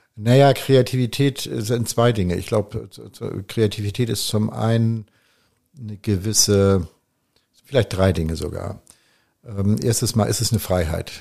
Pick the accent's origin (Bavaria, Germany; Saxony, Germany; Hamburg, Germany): Hamburg, Germany; moved away as an adult; now in Provence, France; Ich bin dann irgendwo in Hamburg geboren.